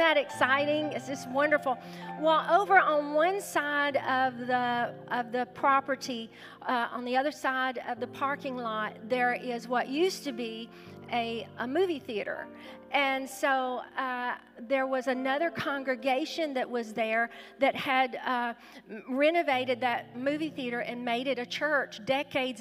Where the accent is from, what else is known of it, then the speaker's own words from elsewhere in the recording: Louisiana, United States; now in Nashville, United States; my home state, Louisiana